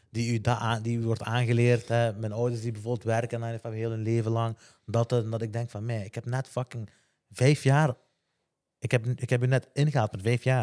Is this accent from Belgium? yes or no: yes; Hasselt, Flanders, Belgium; ik heb exact hetzelfde meegemaakt. ik ben ook van, ik ben van Hasselt